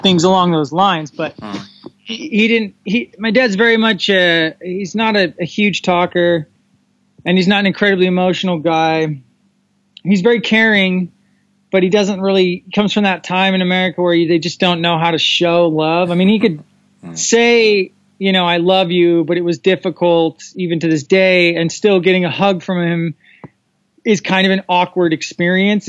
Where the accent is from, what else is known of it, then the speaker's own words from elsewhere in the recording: Southern California, United States; I am originally from Southern California. I was born in Southern California, very, very Southern California